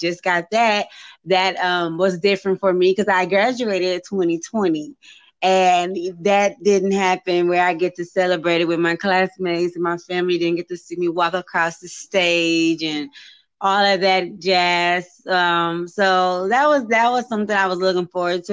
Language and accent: English; Austin, Texas, United States; also born or lived in Pflugerville, Texas; I'm from Austin, Texas. I was born and I grew up some years in Austin. Then we moved to Pflugerville, just right next to Austin